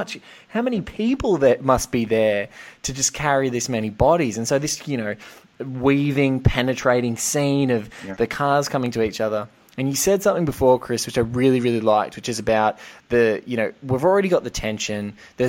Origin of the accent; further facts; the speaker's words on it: Australia; I'm from Australia. I think the widest road we have in Australia is maybe 4 lanes long.